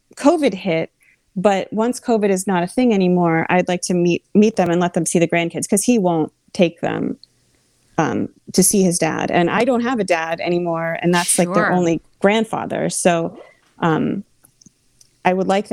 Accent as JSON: {"language": "English", "region": "Central Pennsylvania", "country": "United States", "tie": "born or raised there", "moved": "as an adult", "lives_now": "Washington, D.C., United States"}